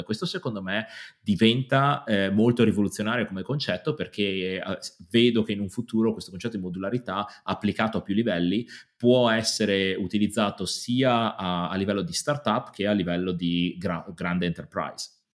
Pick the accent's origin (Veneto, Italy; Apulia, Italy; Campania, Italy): Veneto, Italy; Padua; moved away as an adult; now in London, United Kingdom; sono di Padova, ma mi sono spostato a Londra qualche anno fa, nove anni fa per l'esattezza